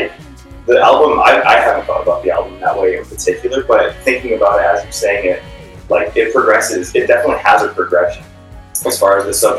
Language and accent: English; Bloomington, Indiana, United States; now in Bay Area, United States; I moved out to the Bay from Indiana. I was living in Bloomington, Indiana, from the Midwest. Been playing music my whole life out there, and moved out here to search for a band